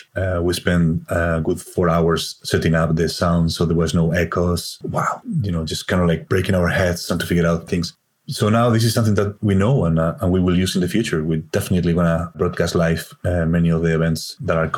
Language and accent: English; Spain; accent: Spanish; English is a second language; now in Ireland; It's my Spanish accent